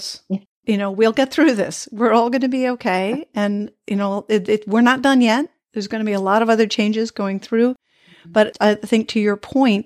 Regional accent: United States; moved away as an adult; as an American abroad

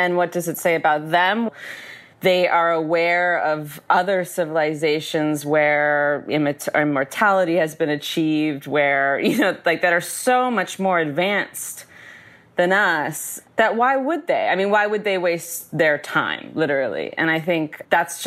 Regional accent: Arizona, United States; I grew up in Arizona

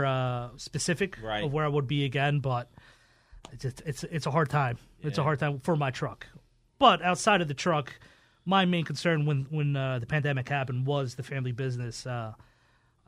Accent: Philadelphia, Pennsylvania, United States; I grew up in North Philadelphia

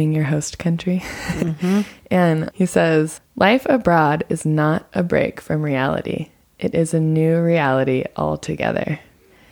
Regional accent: United States; moved away as an adult; now in Nepal; as an American

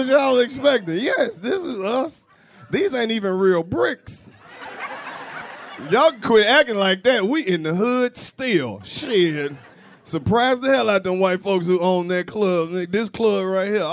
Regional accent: the South, United States; I'm from the South. It don't get that cold where I stay.

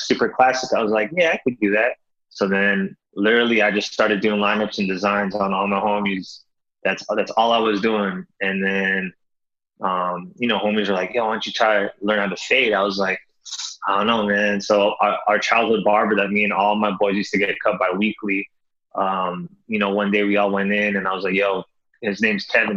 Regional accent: Toronto, Ontario, Canada; moved away as an adult; now in Los Angeles, United States; born and raised in Toronto, Canada.

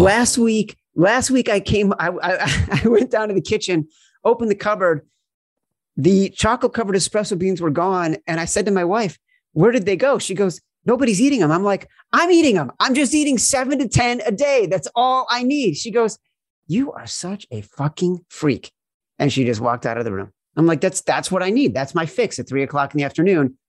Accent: Chicago, Illinois, United States; I grew up in Chicago

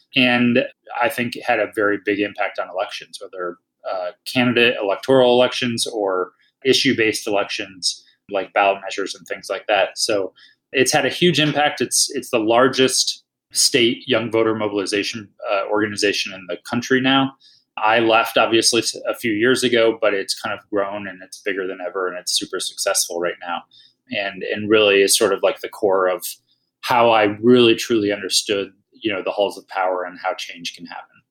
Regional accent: Dayton, Ohio, United States; moved away as an adult; now in Colorado, United States; I'm originally from Ohio, from Dayton, Ohio

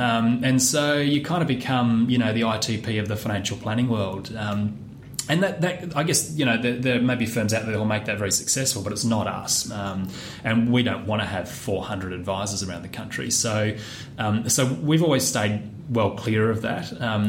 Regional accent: Perth, Western Australia, Australia; No, I was coming from Perth, although I was born

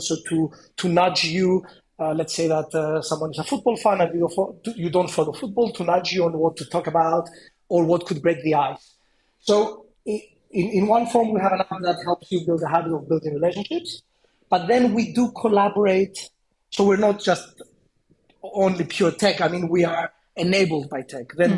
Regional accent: Cyprus; moved away; also born or lived in London; I come from a small place. I come from Cyprus

